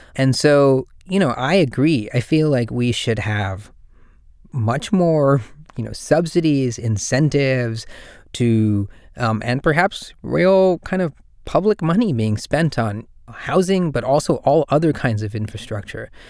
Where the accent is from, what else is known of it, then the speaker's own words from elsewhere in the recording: Durban, KwaZulu-Natal, South Africa; now in San Francisco, United States; I'm from Durban in South Africa